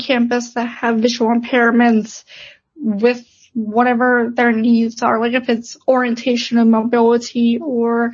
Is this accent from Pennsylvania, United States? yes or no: yes; Pittsburgh, Pennsylvania, United States; I'm from Pittsburgh originally, so I am an hour away from home.